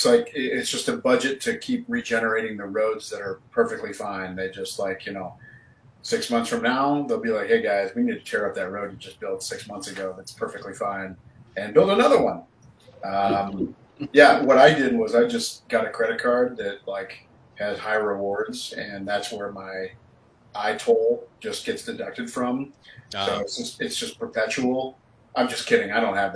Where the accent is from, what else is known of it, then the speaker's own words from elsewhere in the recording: Iowa, United States; I'm very polite. I'm from Iowa, but you know, there are those Illinois drivers.